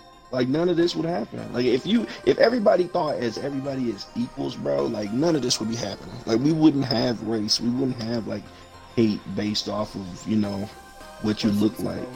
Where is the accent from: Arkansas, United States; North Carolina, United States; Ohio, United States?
Arkansas, United States; I'm from Arkansas.